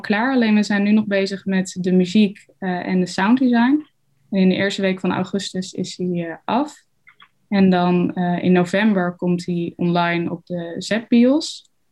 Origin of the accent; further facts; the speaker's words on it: Arnhem, Gelderland, Netherlands; bij ons op de Arnhemse Montessori-school